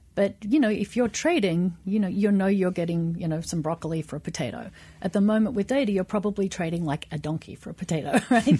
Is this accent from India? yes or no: no; Australia; now in United States; I'm Australian